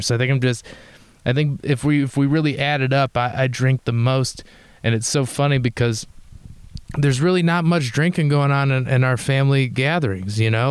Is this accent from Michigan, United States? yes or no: yes; Detroit, Michigan, United States; moved away; I'm from Detroit that's what I tell people